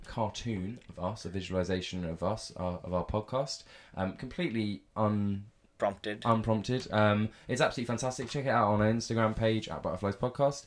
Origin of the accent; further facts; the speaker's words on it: England, United Kingdom; I, as an English